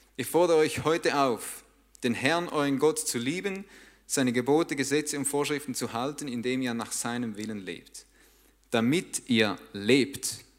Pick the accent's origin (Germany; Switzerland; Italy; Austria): Switzerland